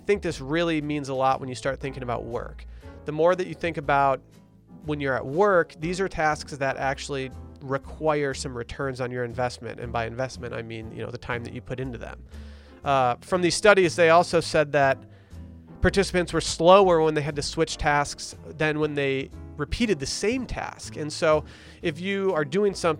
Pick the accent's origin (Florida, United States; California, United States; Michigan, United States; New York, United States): Michigan, United States; Harbor Springs; my hometown, Harbor Springs, Michigan